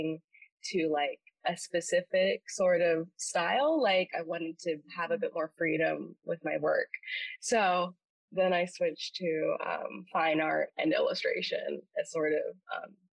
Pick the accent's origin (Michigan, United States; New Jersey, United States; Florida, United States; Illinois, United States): Florida, United States; Vero Beach; moved away as an adult; also born or lived in St. Augustine, Florida; I'm from Vero Beach, Florida